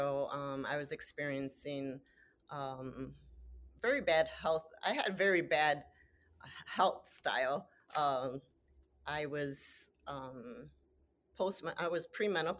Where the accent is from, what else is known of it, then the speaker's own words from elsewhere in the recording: Chicago, Illinois, United States; I am born and raised in Chicago